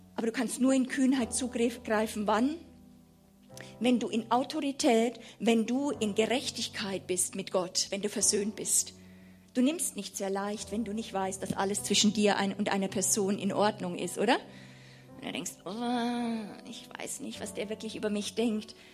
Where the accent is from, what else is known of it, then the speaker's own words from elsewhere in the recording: Germany; als Deutsche